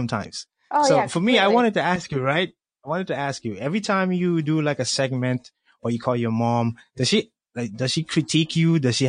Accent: Colombia; now in United States; I'm from Colombia, South America, but I happen to live in the U.S.

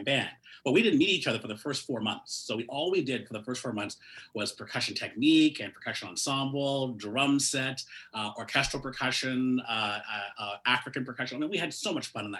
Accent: Toronto, Ontario, Canada; also born or lived in Mississauga; I was born and raised in Toronto

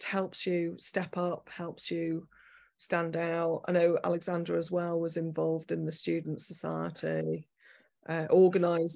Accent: Manchester, North West England, United Kingdom; moved away as an adult; also born or lived in Leeds / London / New York; I'm from Manchester originally, then I studied in Leeds, and then I did my part twos down at the Bartlett.

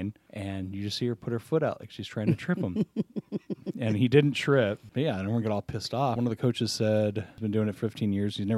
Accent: Folsom, California, United States; my hometown of Folsom

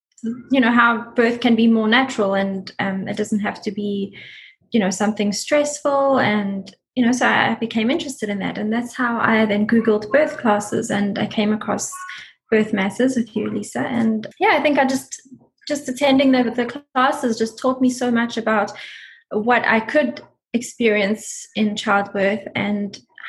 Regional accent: South Africa; now in United States; We came from South Africa, so everything was new to us here.

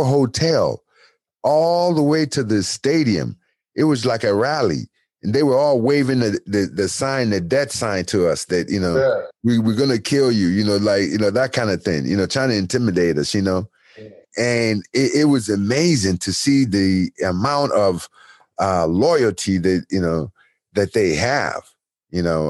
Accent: United States; also born or lived in Nigeria; I grew up in America and, you know, since I was 10 years old

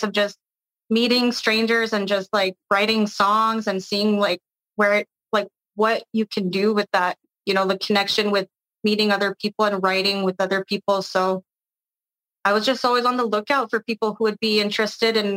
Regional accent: Montreal, Quebec, Canada; moved away as an adult; now in Toronto, Canada; staying in my hometown

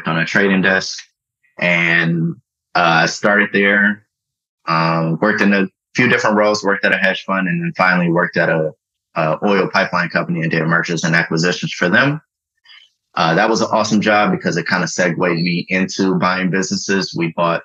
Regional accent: Detroit, Michigan, United States; moved away as an adult; also born or lived in Washington, D.C.; I'm from Detroit. I went to Detroit Public Schools.

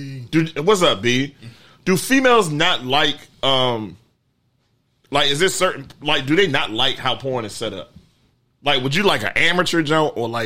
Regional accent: Prince George's County, Maryland, United States; I was straight PG dude.

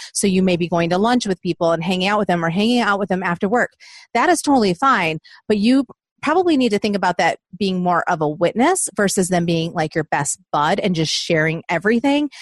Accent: Southeast Michigan, United States; moved away as an adult; now in Nashville, United States; I'm originally from Southeast Michigan

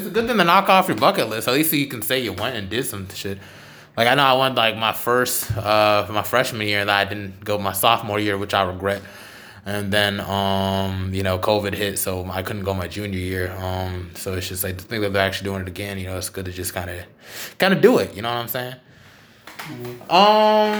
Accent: Charlotte, North Carolina, United States; moved away as an adult; now in Durham, United States; Oh, I'm from Charlotte originally. I've been staying in Durham for a while because, you know, school.

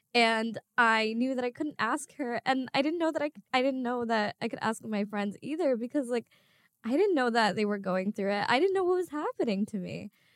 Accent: Bangladesh; I'm from Bangladesh

